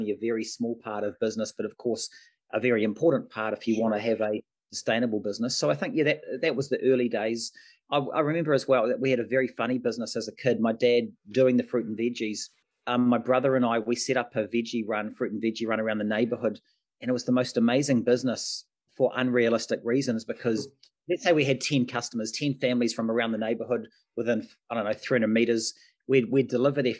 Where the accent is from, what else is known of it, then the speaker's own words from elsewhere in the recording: Auckland, New Zealand; also born or lived in Sydney, Australia; effectively lived 10 months in Sydney, grew up in Mount Roskill in Auckland